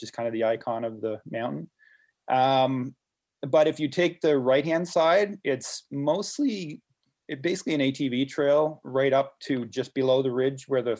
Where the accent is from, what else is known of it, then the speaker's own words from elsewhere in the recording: Miramichi, New Brunswick, Canada; I'm originally from the Miramichi